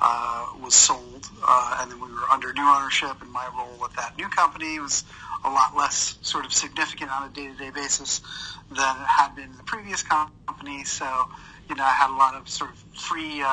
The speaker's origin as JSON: {"language": "English", "region": "New York area", "country": "United States", "tie": "born or raised there", "said": "I grew up in the New York area"}